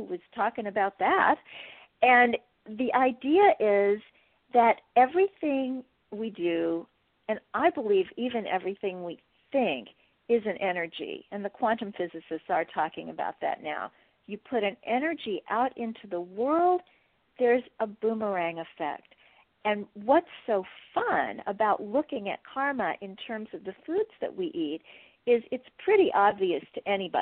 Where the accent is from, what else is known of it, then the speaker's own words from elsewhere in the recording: Kansas City, Missouri, United States; moved away; also born or lived in Wheaton, Illinois; I come from Kansas City, Missouri, a town that has a steak named for it.